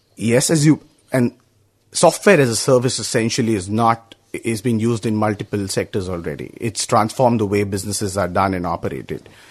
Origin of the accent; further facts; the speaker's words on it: India; I'm from India